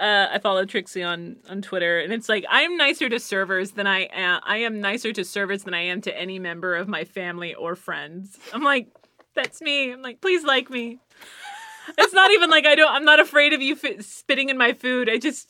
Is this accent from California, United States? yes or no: no; Missouri, United States; And it's like, I'm from Missouri.